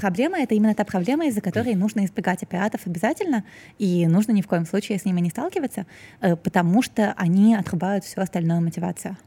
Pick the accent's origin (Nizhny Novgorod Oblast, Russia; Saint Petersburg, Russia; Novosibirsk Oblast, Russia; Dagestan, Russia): Saint Petersburg, Russia; moved away as an adult; now in Moscow, Russia; я вот выросла в Петербурге